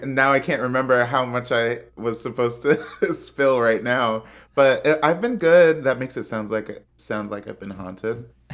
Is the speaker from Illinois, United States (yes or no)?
yes; Chicago, Illinois, United States; moved away; also born or lived in Washington, D.C.; I'm from Chicago where everything is flat